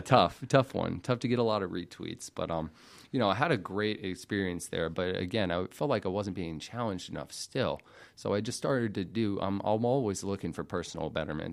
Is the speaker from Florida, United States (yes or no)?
no; Alpharetta, Georgia, United States; also born or lived in Macon, Georgia; born and raised in Alpharetta, Georgia